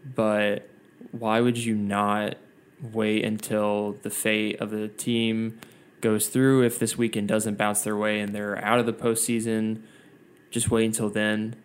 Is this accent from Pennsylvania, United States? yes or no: no; Gainesville, Georgia, United States; I'm from Gainesville, which you know, Josh, is not Atlanta whatsoever